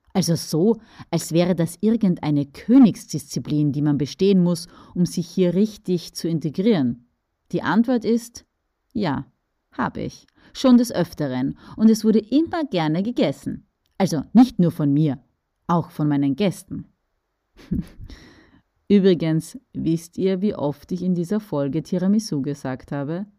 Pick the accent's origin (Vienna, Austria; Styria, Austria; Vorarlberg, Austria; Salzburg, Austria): Styria, Austria; bei uns in der Steiermark